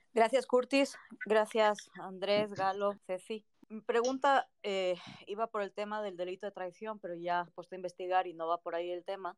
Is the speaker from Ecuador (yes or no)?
yes; Ecuador; soy ecuatoriano